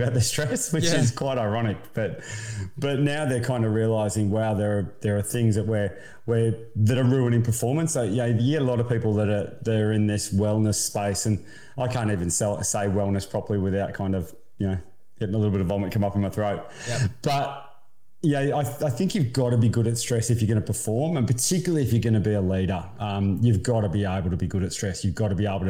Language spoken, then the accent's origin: English; Queensland, Australia; also born or lived in Melbourne, Victoria; I moved to Queensland when I was about 9 or 10, so I'm a Queenslander born in Melbourne